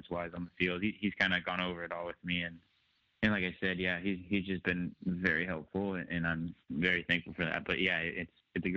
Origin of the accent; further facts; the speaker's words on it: San Jose, California, United States; it's my home and that's where I grew up.